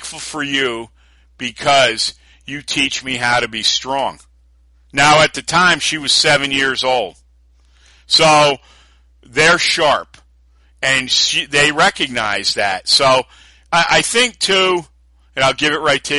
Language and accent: English; New Yorker, United States; being a New Yorker too